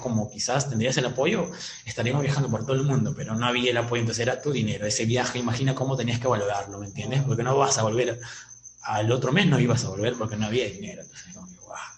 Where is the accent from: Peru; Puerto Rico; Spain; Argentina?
Peru; se nos dio la locura de poder salir del Perú